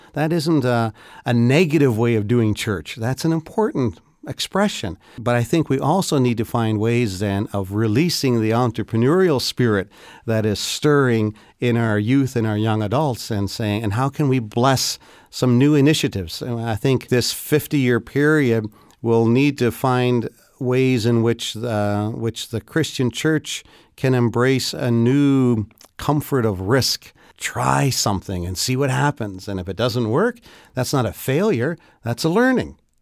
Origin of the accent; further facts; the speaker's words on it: Canada; as a Canadian